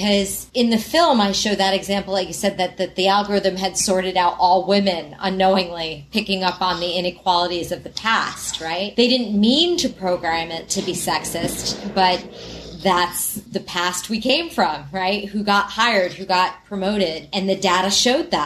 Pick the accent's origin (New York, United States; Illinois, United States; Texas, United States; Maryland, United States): New York, United States; New York City; I'm a New Yorker